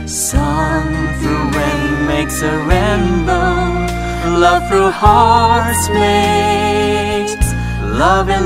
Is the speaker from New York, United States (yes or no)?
yes; Flushing, New York, United States; I'm from Flushing, New York.